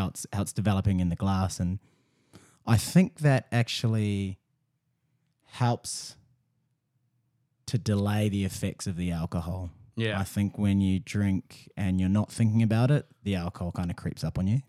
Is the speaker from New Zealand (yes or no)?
yes; New Zealand; moved away as an adult; also born or lived in Melbourne; I'm from New Zealand